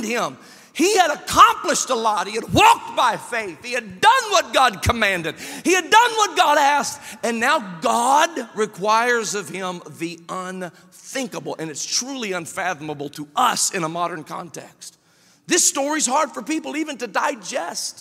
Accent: Memphis, Tennessee, United States; I was born in Memphis, Tennessee

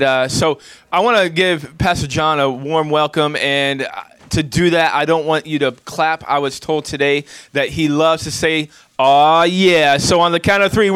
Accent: Portland, Maine, United States; I'm from Portland, Maine

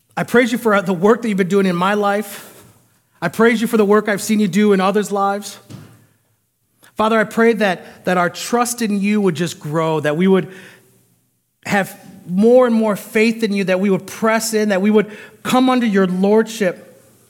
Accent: United States; I as an American

